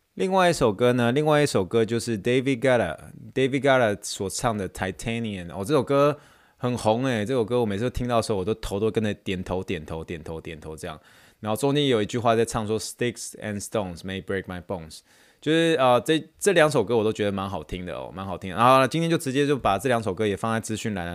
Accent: Taiwan; accent: Taiwanese accent; 我就是比较有台湾腔一些些啦

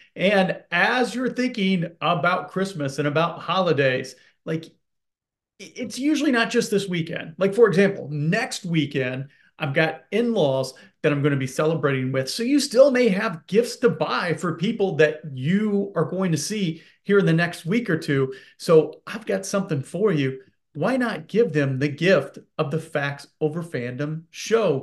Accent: Indianapolis, Indiana, United States; Growing up in Indianapolis

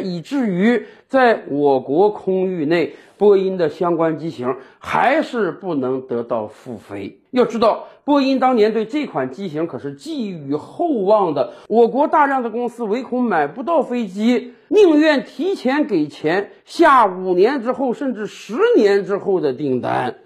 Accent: China; 我们中国人也是人

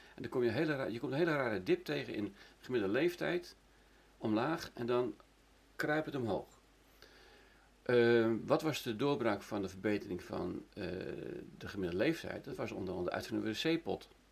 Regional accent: Netherlands; ik kom uit Nederland, en ik heb er heel veel gewerkt

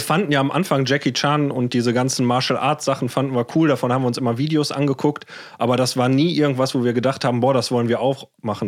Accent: Ruhr area, North Rhine-Westphalia, Germany; ich bin im Ruhrport aufgewachsen

